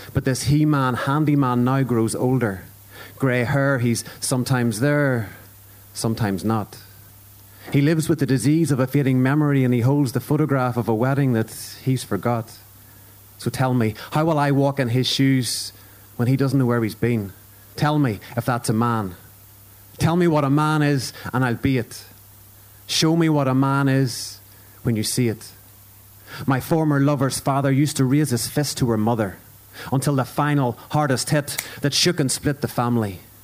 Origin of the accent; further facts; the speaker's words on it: Ulster, Northern Ireland, United Kingdom; I'm Irish and an Ulsterman